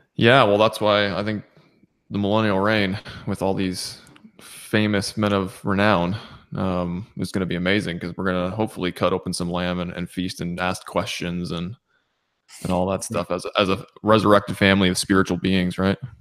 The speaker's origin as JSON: {"language": "English", "region": "Southern Ontario", "country": "Canada", "tie": "born or raised there", "moved": "yes", "lives_now": "Nova Scotia, Canada", "said": "I was born and raised in Southern Ontario."}